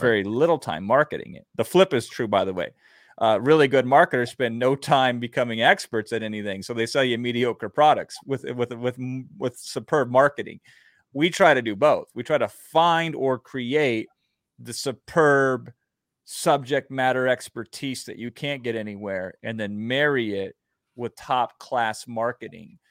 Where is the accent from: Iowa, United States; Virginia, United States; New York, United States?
Iowa, United States; I grew up in Iowa